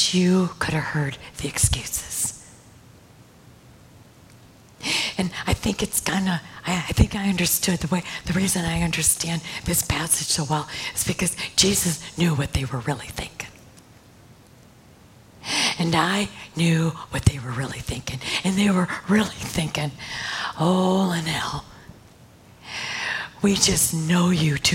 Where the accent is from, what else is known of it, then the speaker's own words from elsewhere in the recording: Michigan, United States; I came from Michigan.